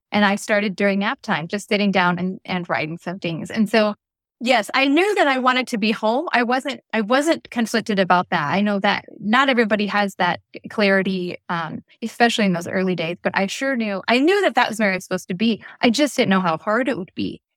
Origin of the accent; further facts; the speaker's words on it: Des Moines, Iowa, United States; moved away as an adult; I grew up in Des Moines, Iowa, where I live again today